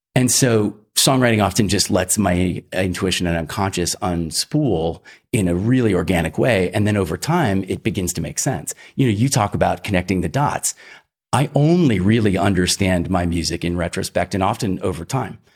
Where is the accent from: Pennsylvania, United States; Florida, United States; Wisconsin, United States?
Pennsylvania, United States; Philadelphia; also born or lived in Iowa; I was raised in the Northeast. Um, my folks divorced when I was about ten and we moved to, uh, suburban Philly